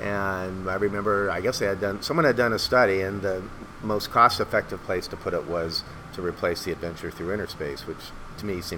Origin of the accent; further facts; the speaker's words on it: West Covina, California, United States; And I grew up in West, at least for the first 6 years, we were in West Covina, which was kind of the mid-century modern / Googie.